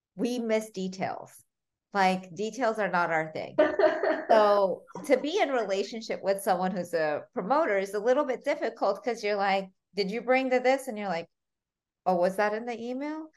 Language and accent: English; United States; English is a second language; also born or lived in Armenia; I was five when my parents moved from Armenia to America